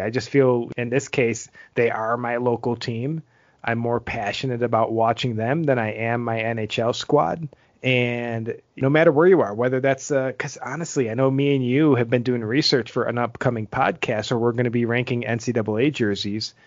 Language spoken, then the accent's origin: English; Niagara Falls, New York, United States; also born or lived in England; now in Utah, United States; I'm from Niagara Falls, Buffalo